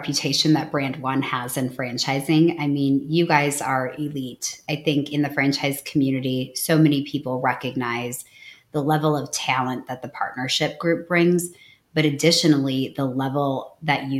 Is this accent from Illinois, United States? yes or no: no; Wisconsin, United States; I'm from Wisconsin